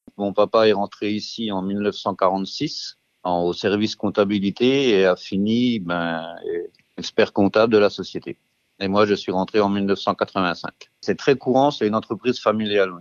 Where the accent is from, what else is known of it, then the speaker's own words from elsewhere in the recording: Belfort, Bourgogne-Franche-Comté, France; Je suis un produit euh, belfortin, on peut le dire comme ça, puisque je suis né à Belfort. Euh, j'ai fait euh, toutes mes études à Belfort, toute ma carrière professionnelle